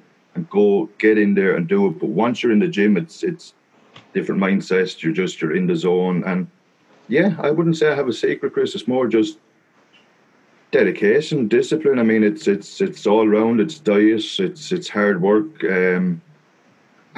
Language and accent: English; Wexford, Leinster, Ireland; also born or lived in Italy; I was born in Wexford, and pretty much of bar 1 year, we did live in Italy when I was 8 years old. We spent a year down there, but other than that, I pretty much grew up in Ireland, down the southeast of a little place called Wexford